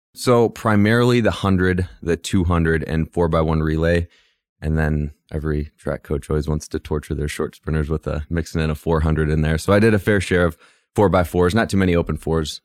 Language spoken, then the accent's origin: English; Cleveland, Ohio, United States; moved away; I grew up on the west side of Cleveland, so Midwest kid